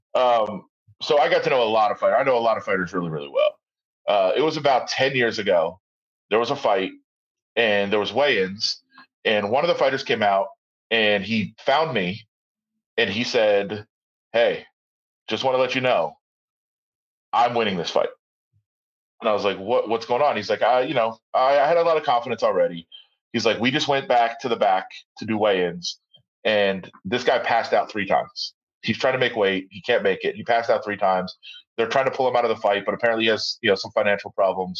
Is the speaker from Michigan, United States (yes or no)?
yes; Ann Arbor, Michigan, United States; now in Las Vegas, United States; I'm from Ann Arbor